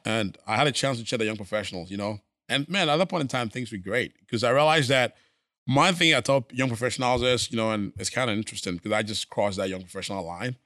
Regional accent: Ghana; moved away as an adult; also born or lived in Missouri / Minnesota / New York; now in Houston, United States; born and raised in Ghana

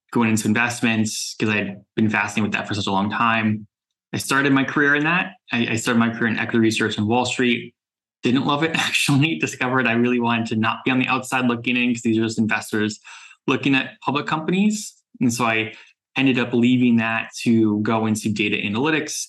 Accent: South Florida, United States; moved away as an adult; also born or lived in New York; I grew up in South Florida, moved to New York after college

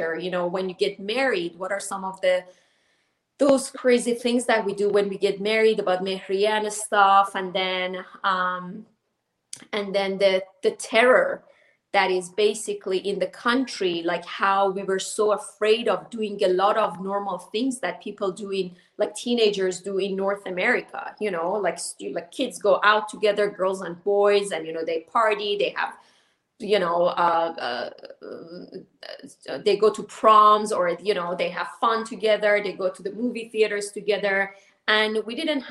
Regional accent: Iran; moved away; me growing up in Iran under the Islamic rules.

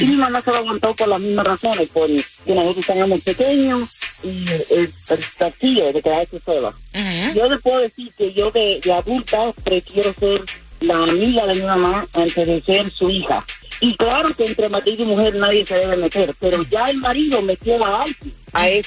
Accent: Cuba; Yo soy cubano

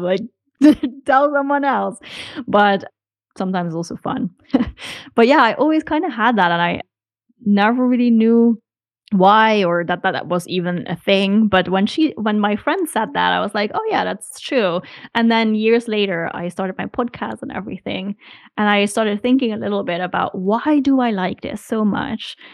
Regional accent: Netherlands; moved away as an adult; now in Hamburg, Germany; No, I'm from the Netherlands.

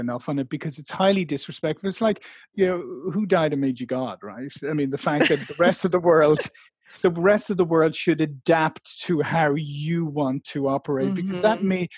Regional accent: Ireland; I come from a nation of people who think it's all right to be late for everything

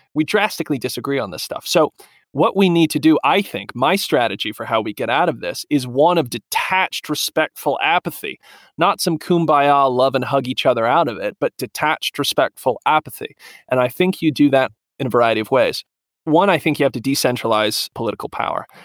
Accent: Southern Appalachia, United States; Southern Appalachian, like where I'm from, Southern Appalachian is an American culture

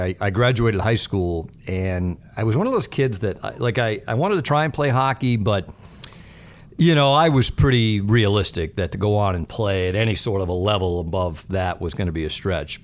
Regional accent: Pawtucket, Rhode Island, United States; I grew up in Pawtucket, Rhode Island, so I grew up about forty-five minutes south of Boston.

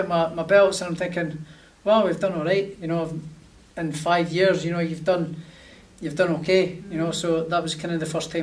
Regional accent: Prestonpans, Scotland, United Kingdom; he comes from the same city as me, and he's sort of got a story to myself in my hometown as well, in Preston Pans

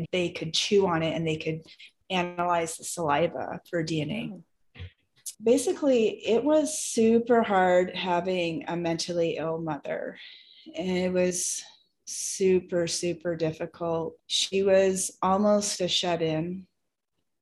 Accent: Seattle, Washington, United States; now in California, United States; I grew up in the Seattle area

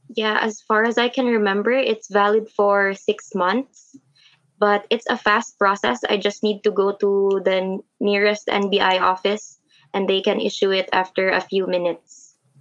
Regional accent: Philippines; I live in the province

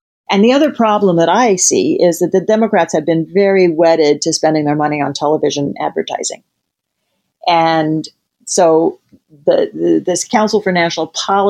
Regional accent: Midwest, United States; You know, you and I grew up in the Midwest

